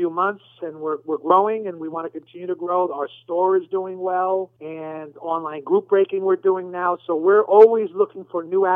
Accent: New York, United States; moved away; I'm originally from New York

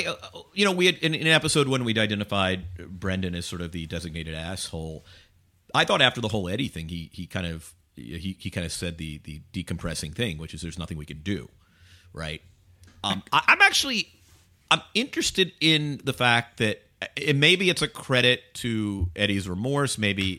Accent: Georgia, United States; because where I grew up in Georgia, like that is kind of the squirrely, kind of southern chili thing.

